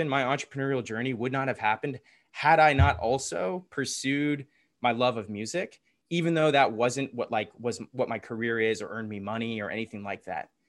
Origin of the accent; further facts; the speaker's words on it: Atlanta, Georgia, United States; accent: Southern; Yeah, from I'm from the here. South. I got rid of my accent. I could say y'all taught like this, but I try not to, even though that's where all my friends have Southern accents.